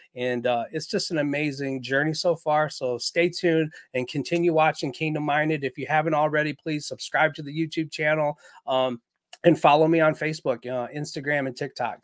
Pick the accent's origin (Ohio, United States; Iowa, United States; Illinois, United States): Iowa, United States; Waterloo; now in St. Peters, United States; I'm Chinese American. My father was a Marine uh, in the Vietnam War, where they met, got married, um, and then they had some children together. And we lived in a beautiful house in Waterloo, Iowa